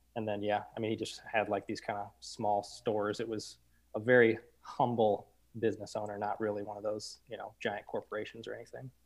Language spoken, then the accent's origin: English; St. Louis, Missouri, United States; I was born and raised in Saint Louis, um, kind of North County